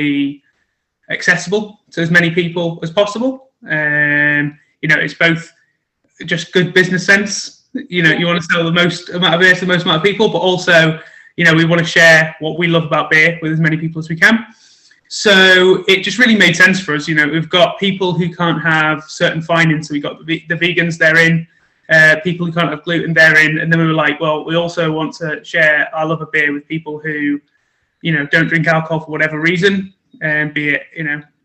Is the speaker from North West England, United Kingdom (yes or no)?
yes; Stockport, North West England, United Kingdom; moved away as an adult; now in Birmingham, United Kingdom; I'm originally not from Birmingham, so I'm not a Brummie myself. I'm supposed to be a bit of an honorary Brummie. I'm from Stockport, just up near Manchester, up north